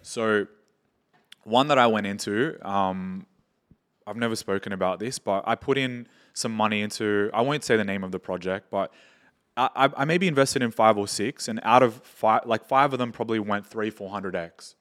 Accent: Australia; moved away as an adult; now in Dubai, United Arab Emirates; I'm from Australia. And I was born and raised there, have moved to Dubai like four

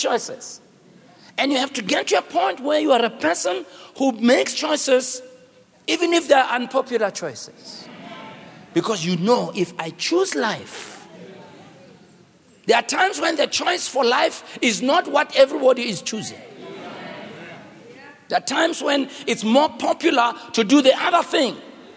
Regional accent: Soweto, Gauteng, South Africa; I'm from Soweto.

